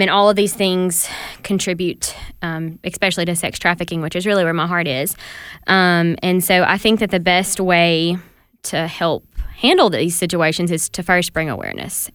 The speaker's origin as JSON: {"language": "English", "region": "the South", "country": "United States", "tie": "born or raised there", "said": "growing up in the South"}